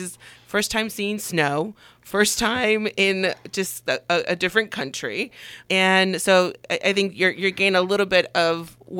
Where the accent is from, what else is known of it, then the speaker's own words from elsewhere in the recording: Puebla, Mexico; born there; So I was born in Mexico, the state of Puebla, and Puebla is not a common state that people mention here in the valley so much.